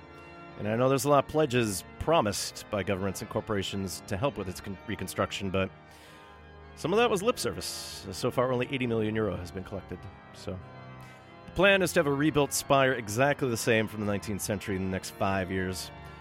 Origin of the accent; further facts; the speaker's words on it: Montreal, Quebec, Canada; I grew up in Montreal, studied ancient Greek at the University of New Brunswick, and 50 years ago, 1969, worked at Toronto's Coach House Press